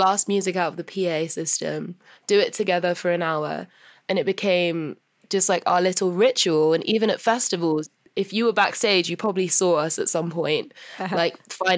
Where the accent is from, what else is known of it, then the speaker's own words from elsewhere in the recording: London, United Kingdom; whenever I'm home in London